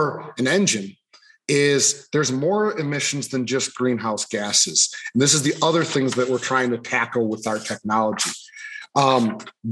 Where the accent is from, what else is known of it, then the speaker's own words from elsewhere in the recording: Buffalo, New York, United States; moved away as an adult; now in Michigan, United States; I'm originally from Buffalo, New York area. I grew up out in kind of farm country out there